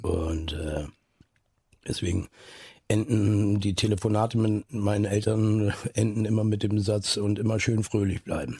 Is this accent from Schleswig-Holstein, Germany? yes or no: yes; Neustadt in Holstein, Schleswig-Holstein, Germany; also born or lived in Eutin; viele Leute denken immer, ich komme aus Eutin, da bin, bin ich aber nur geboren. Da wurde ich geboren und lag dann nur zwei Stunden im Kreissaal danach bin ich aufgewachsen in Neustadt in Holstein